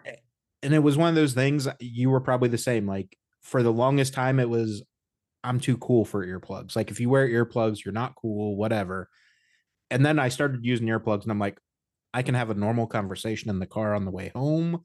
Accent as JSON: {"language": "English", "region": "Indiana", "country": "United States", "tie": "born or raised there", "said": "I grew up in the Midwest. I'm from Indiana"}